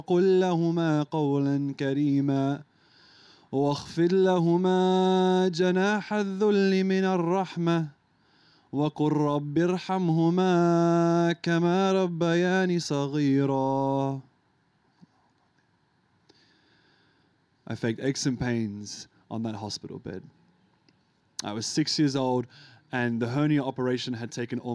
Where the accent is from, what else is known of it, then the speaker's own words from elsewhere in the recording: Australia; also born or lived in Lebanon; I came here when I was like 3 years old